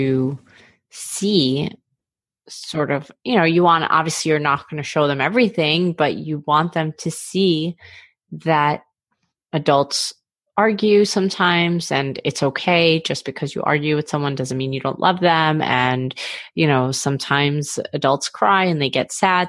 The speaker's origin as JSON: {"language": "English", "town": "New York City", "region": "New York", "country": "United States", "tie": "born or raised there", "said": "I grew up in Queens"}